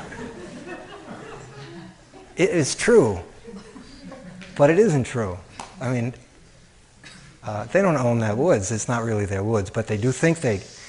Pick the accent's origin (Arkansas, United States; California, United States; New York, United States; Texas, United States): New York, United States; New York City; moved away as an adult; also born or lived in Chicago, United States / Cambridge, Massachusetts, United States; I grew up in Coney Island, where high school is 5 minutes away from the parachute jump